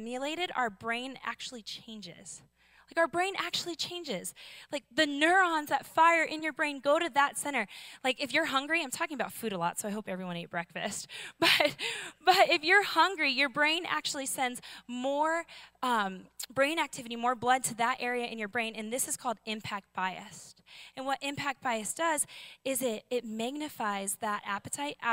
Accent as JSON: {"language": "English", "town": "Seattle", "region": "Washington", "country": "United States", "said": "I'm from Seattle."}